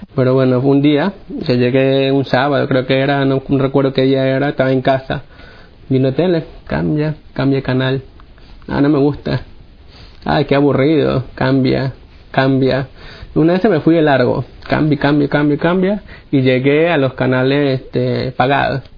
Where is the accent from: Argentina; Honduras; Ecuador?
Ecuador; Guayaquil, Guayas; yo soy de Guayaquil, Guayaquil, Ecuador